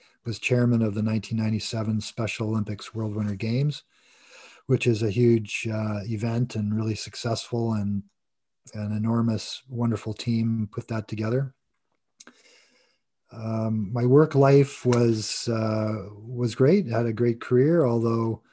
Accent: Toronto, Ontario, Canada; I was born in Toronto and grew up with three siblings

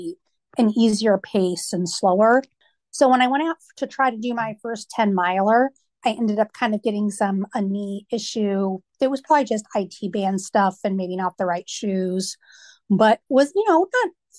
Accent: Washington, United States; moved away as an adult; also born or lived in Myrtle Beach, South Carolina; now in Virginia Beach, United States; I grew up in Washington State and then lived there for a number of years

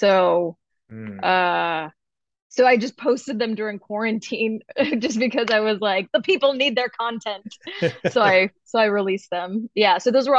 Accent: Tucson, Arizona, United States; also born or lived in Highland Park / Orange County; I was born in Highland Park, you know, grew up pretty broke, but we moved around a lot. So I also spent a lot of time in Orange County. And then I finished high school in Tucson, Arizona. So I'm the princess of the Southwest.

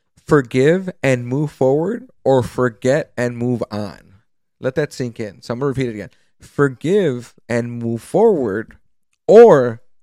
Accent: Chicago, Illinois, United States; Because I was born and raised in Pilsen

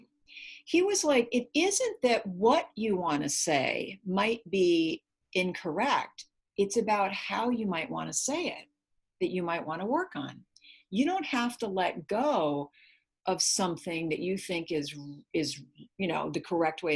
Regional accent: Minnesota, United States; now in California, United States; I was raised in Minnesota. So I was raised to be Minnesota nice

